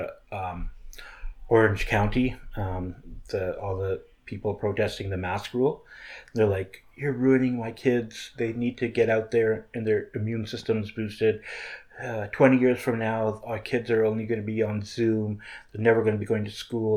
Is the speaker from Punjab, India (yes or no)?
yes; Punjab, India; I'm from Punjab and it's a little bit more, I guess, middle class there.